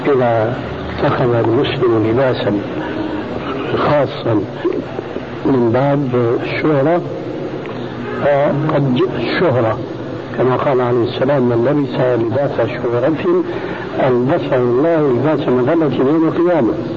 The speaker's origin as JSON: {"language": "Arabic", "country": "Sudan", "said": "عندنا في السودان"}